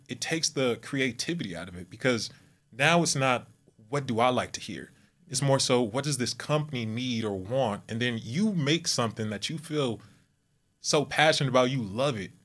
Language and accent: English; Southern California, United States; moved away as an adult; now in Texas, United States; I'm from California, Southern California, mm-hmm. uh, born and raised, and now I am located in Texas